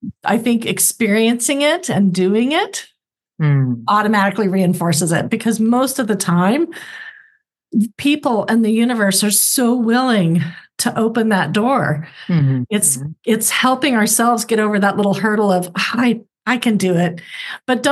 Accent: Oklahoma, United States; moved away; also born or lived in California; I lived in California, but I'm from Oklahoma

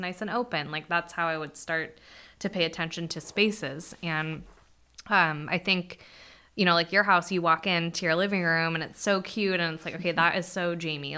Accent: Bakersfield, California, United States; I was born in Bakersfield

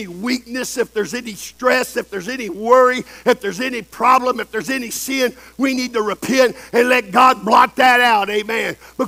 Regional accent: El Campo, Texas, United States; I've seen tornadoes come through Texas in my hometown, El Campo

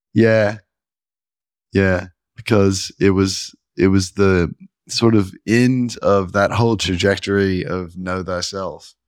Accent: the Bible Belt, United States; I grew up in the Bible Belt

